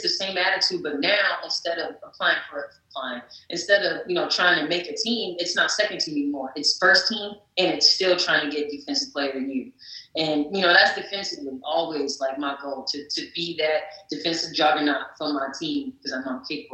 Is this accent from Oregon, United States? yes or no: no; North New Jersey, United States; the Prudential Center in North New Jersey, my hometown